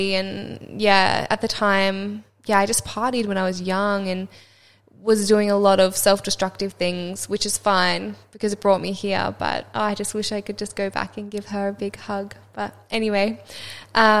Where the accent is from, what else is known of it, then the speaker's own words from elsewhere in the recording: Sunshine Coast, Queensland, Australia; I grew up on the Sunshine Coast, which was so beautiful, and I had, yeah, such a beautiful childhood by the beach